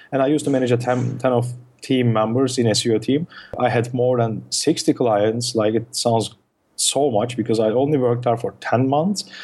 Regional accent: Turkey; first language Turkish; English is a second language; as I speak Turkish, which is my mother tongue.

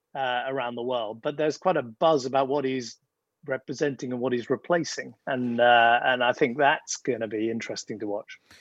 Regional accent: United Kingdom; I'm I'm a British conservative.

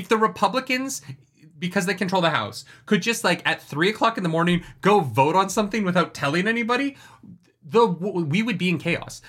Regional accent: Canada; moved away as an adult; also born or lived in United States; I've never really voted in Canada because I turned eighteen and moved to the States

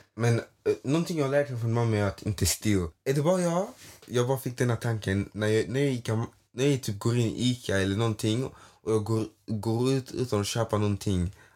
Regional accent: Skåne, Sweden; also born or lived in Toftanäs, Malmö; jag är härifrån

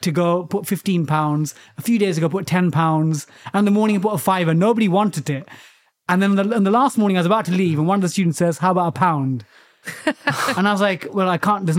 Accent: London, United Kingdom; I grew up in East London, Went to a council estate.

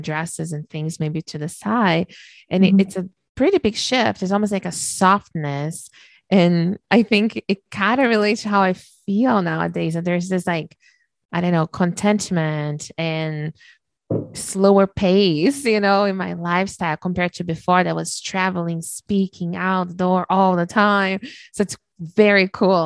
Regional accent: Brazil; moved away; I was born and raised in Brazil

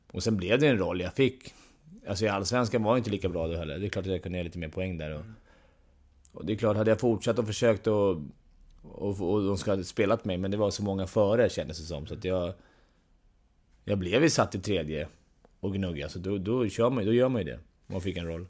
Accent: Stockholm, Stockholm County, Sweden; jag var från Stockholm, var djurgårdare och kunde bo och allting här

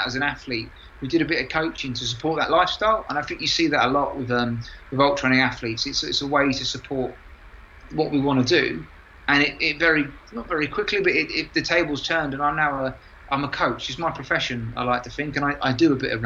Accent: London, United Kingdom; moved away; I'm from London.

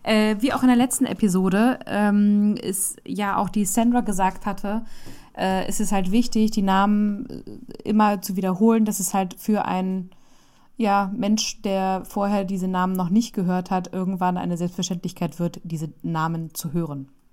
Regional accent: Germany; bei uns in Deutschland

